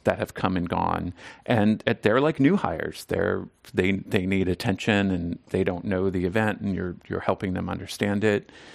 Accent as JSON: {"language": "English", "region": "Southern Maryland", "country": "United States", "tie": "born or raised there", "moved": "yes", "lives_now": "San Francisco, United States", "said": "I grew up in Southern Maryland, um, outside of Washington, D C"}